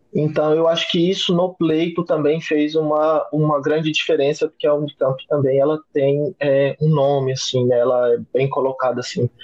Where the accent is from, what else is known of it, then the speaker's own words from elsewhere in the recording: Goiânia, Goiás, Brazil; eu sou natural de Goiânia, então eu comecei uma faculdade em Goiânia